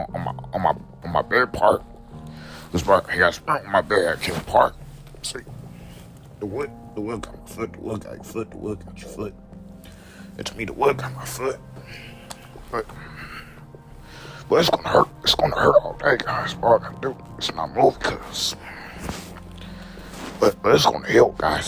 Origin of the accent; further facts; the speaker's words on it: the East Side, Illinois, United States; I'm from the East Side, guys. Just let you guys know, I wasn't born in St. Louis, but. I was from the East Side